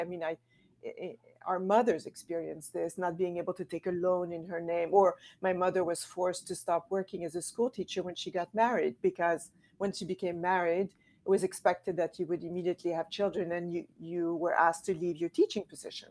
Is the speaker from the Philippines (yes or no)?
no; Quebec City, Quebec, Canada; I'm from Canada, from Quebec City